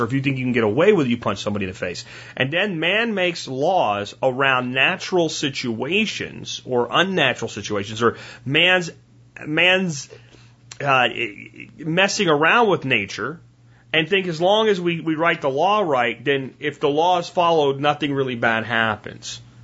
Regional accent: Pennsylvania, United States; also born or lived in Florida; now in Texas, United States; I grew up in Pennsylvania, in a little coal town that I grew up in, and we had our little malls like in Pottsville and Frackville

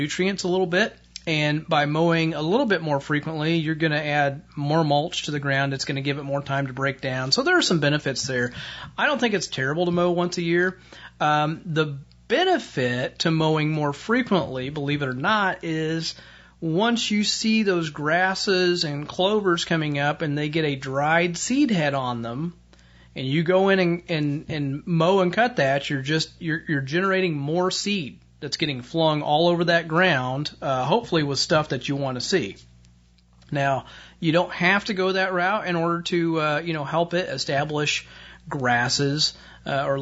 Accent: Indiana, United States; my home state of Indiana

